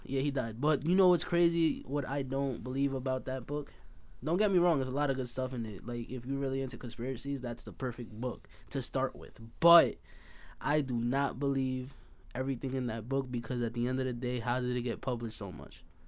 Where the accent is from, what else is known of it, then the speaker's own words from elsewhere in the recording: Hempstead, New York, United States; moved away; also born or lived in Bay Shore; I'm originally from Hempstead, but I moved to Bayshore.